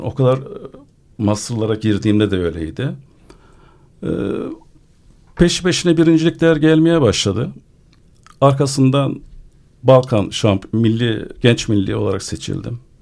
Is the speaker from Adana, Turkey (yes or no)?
yes; Adana, Turkey; born or raised there